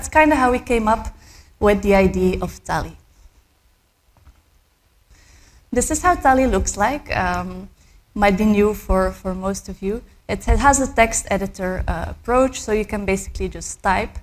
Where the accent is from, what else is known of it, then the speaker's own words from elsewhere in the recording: Belgium; I was born and raised in Belgium.